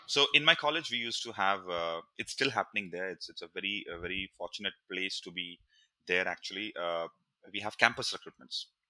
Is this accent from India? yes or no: yes; India; moved away as an adult; also born or lived in Mumbai; now in Singapore; growing up in India